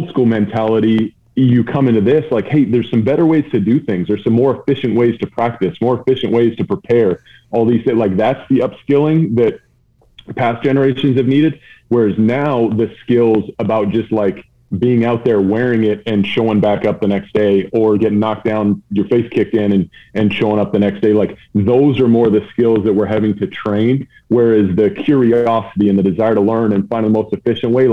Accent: Vancouver, British Columbia, Canada; Uh, West Coast, Vancouver, just outside Vancouver, BC.

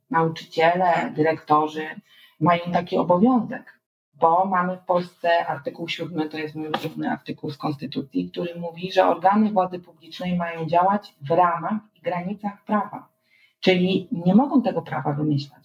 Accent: Świebodzice, Lower Silesian Voivodeship, Poland; ja wtedy wychowywałam się na Dolnym Śląsku, w Świebodzicach

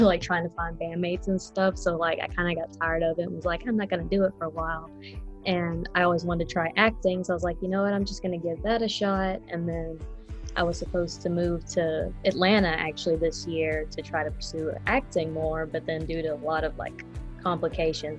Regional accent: Frankfort, Kentucky, United States; now in Lexington, United States; I'm from Frankfort, Kentucky. I just moved here about like back in March

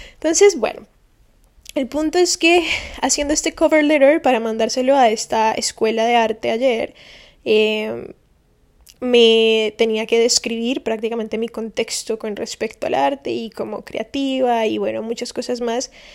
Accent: Valle del Cauca, Colombia; moved away as an adult; now in Miami, United States; el valle, que es el departamento de donde vengo

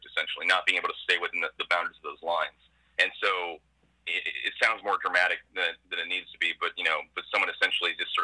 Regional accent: Westerville, Ohio, United States; moved away as an adult; also born or lived in Boise, Idaho / New York City; I'm about 5 minutes away from the hospital where I was born

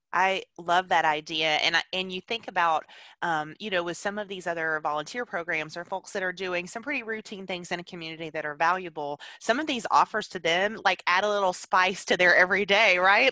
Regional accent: Alabama, United States; now in Tennessee, United States; I live in Tennessee now. I'm originally from Alabama

